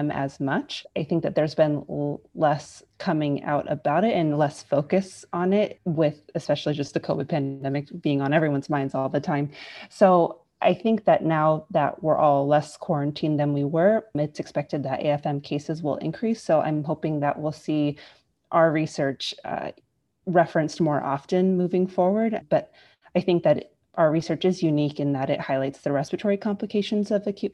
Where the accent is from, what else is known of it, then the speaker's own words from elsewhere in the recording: Bay Area, California, United States; moved away as an adult; now in Los Angeles, United States; I'm originally from the Bay Area, California, but I've moved around all over for my medical training